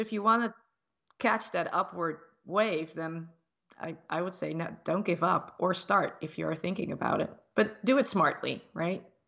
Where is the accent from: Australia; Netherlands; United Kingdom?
Netherlands; moved away; I grew up in the Netherlands, in Europe, but my, uh, parents are from the Dutch Antilles.